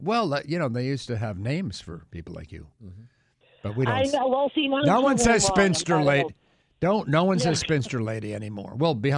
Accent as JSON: {"language": "English", "region": "New England", "country": "United States", "said": "Yeah, that's how we talk in New England."}